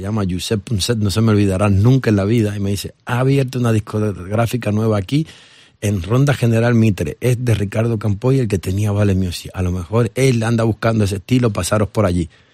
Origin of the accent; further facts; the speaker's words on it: Dominican Republic; also born or lived in Barcelona, Spain; now in Spain; yo soy dominicano, soy nacido en la República Dominicana pero mi corazón está partido en dos